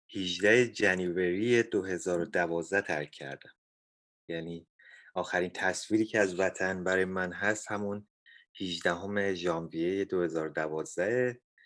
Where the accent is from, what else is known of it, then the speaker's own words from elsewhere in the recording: Iran; now in Canada; ما ایرانی ها